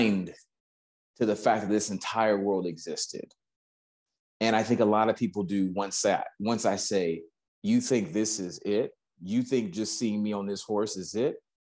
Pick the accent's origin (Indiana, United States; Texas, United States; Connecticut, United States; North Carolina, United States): Texas, United States; moved away as an adult; now in Los Angeles, United States; People hear the accent, they see the truck, they see I ride horses, and they say, where are you from? And I say, Texas